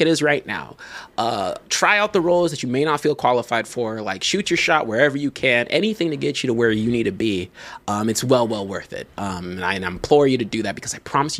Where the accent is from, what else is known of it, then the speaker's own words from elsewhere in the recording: Zimbabwe; I'm from Zimbabwe.